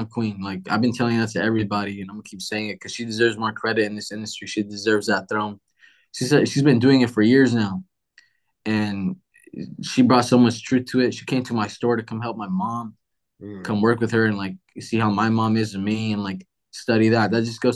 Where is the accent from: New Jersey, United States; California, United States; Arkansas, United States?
California, United States; Los Angeles; I'm an immigrant myself. You know, I grew up a street vendor. I grew up in Watts